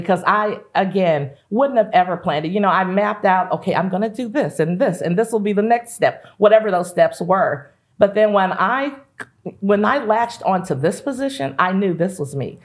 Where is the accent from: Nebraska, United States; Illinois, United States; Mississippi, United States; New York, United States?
Illinois, United States; East St. Louis; growing up in the East Saint Louis and surrounding area